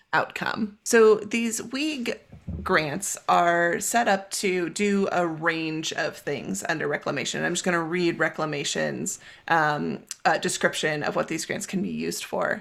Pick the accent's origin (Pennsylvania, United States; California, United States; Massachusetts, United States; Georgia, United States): California, United States; moved away as an adult; also born or lived in Pacific Northwest / Utah; now in Boulder, United States; from growing up in California to college in the Pacific Northwest, to working as a raft guide in Utah, and now living in Boulder, Colorado